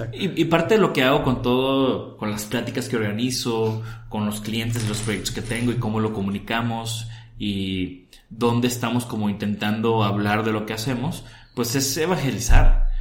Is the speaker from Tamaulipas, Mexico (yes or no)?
yes; Tampico, Tamaulipas, Mexico; Yo soy de Tampico, ahí crecí